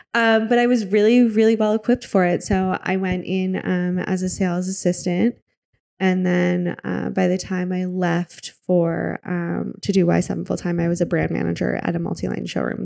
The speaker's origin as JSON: {"language": "English", "region": "Michigan", "country": "United States", "tie": "born or raised there", "also_born_or_lived": "Wisconsin", "moved": "as an adult", "lives_now": "New York, United States", "said": "I grew up in Michigan."}